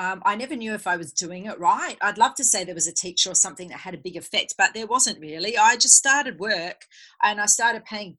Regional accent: Perth, Western Australia, Australia; moved away; also born or lived in Sydney, New South Wales; I was born in Sydney, which is New South Wales. We ended up in Perth, and my family and I, that we lost a business, so we went bankrupt and personally bankrupt. So it was pretty rough there for a number of years, growing up on council estates

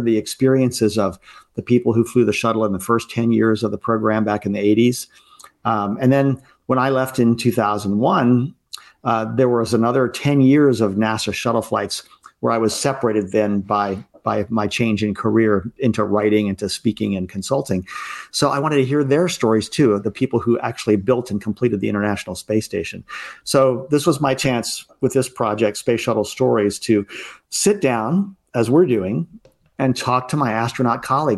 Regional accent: Baltimore, Maryland, United States; But in my case, I was growing up in Baltimore, Maryland, in the mid-Atlantic here, and I was a Cub Scout

